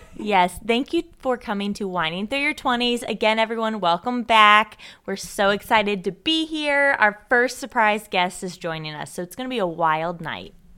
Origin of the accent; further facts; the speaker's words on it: Louisville, Kentucky, United States; now in Cincinnati, United States; my hometown, Louisville